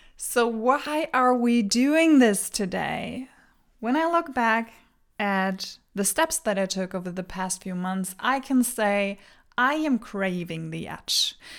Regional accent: Germany; English is a second language; moved away as an adult; now in Denmark; I was born and raised in Germany, so pardon my accent.

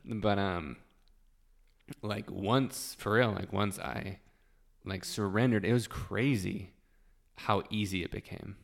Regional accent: Utah, United States; I've been born and raised in Utah, lived here my whole life

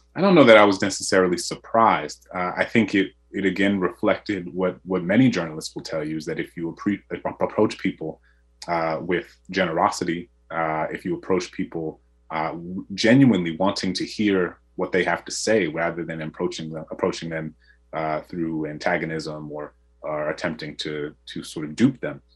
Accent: New Orleans, Louisiana, United States; my hometown in New Orleans

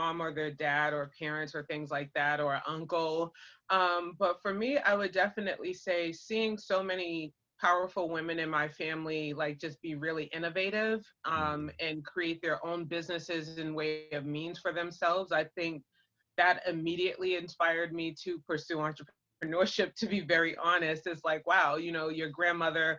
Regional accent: Boston, Massachusetts, United States; moved away as an adult; I was born and raised in Boston, Massachusetts, and that's where my family is from

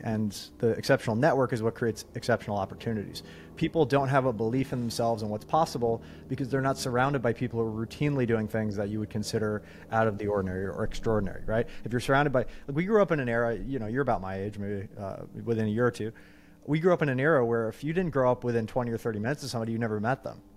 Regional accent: New York, United States; also born or lived in California / Long Island; now in Phoenix, United States; growing up in New York and then living in California

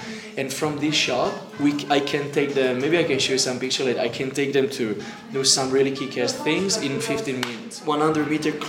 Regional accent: Italy; moved away as an adult; also born or lived in Alps; now in Czech Republic; I'm now 36 and I'm originally from Italy. I'm now a Czech citizen married with Denisa

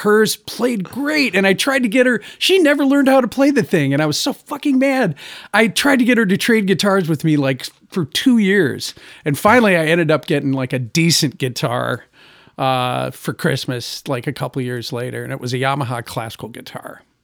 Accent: Gladwin, Michigan, United States; I grew up in Gladwin, Michigan, which is like forty-five minutes from Mount Pleasant.

